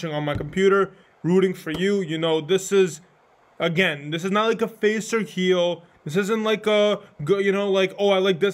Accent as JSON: {"language": "English", "region": "New York", "country": "United States", "said": "I'm from New York"}